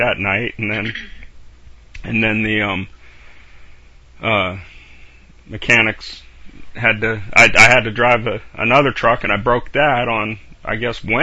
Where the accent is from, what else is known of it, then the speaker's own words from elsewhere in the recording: Bumpass, Virginia, United States; I'm from Bumpass.